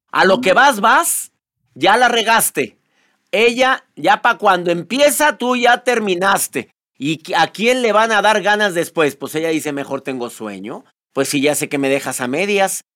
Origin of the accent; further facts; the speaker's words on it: Monterrey, Nuevo León, Mexico; Yo soy de Nuevo León, de Monterrey